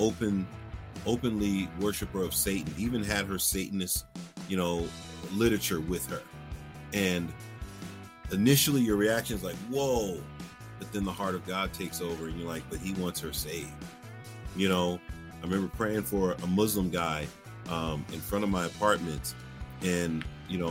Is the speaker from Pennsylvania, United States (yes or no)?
yes; Philadelphia, Pennsylvania, United States; moved away; I'm originally from Philadelphia